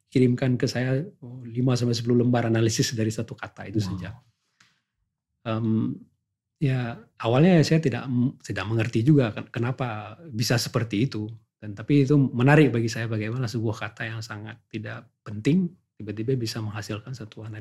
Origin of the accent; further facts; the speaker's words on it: Aceh, Indonesia; karena saya datang dari Indonesia